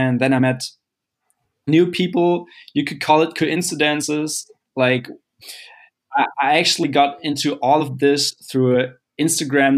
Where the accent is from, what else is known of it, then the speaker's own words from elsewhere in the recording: Hamburg, Germany; I've been growing up in the north of Germany, Hamburg, actually, and I'm still living here.